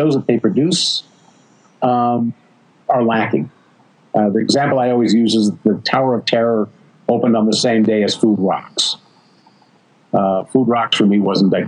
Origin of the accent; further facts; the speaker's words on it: Southern California, United States; I'm from Southern California, and Los Angeles local television was filled with live kid show hosts back in those days.